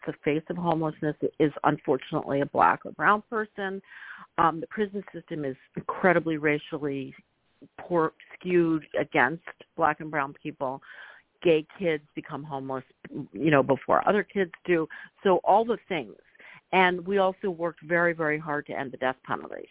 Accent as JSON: {"language": "English", "town": "Philadelphia", "region": "Pennsylvania", "country": "United States", "tie": "born or raised there", "said": "I grew up in Philadelphia in a very near in suburb"}